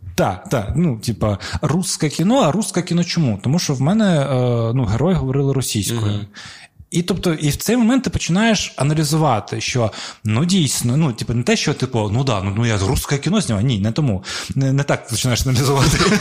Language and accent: Ukrainian; Crimea, Ukraine; я типу з Криму, я кримський татарин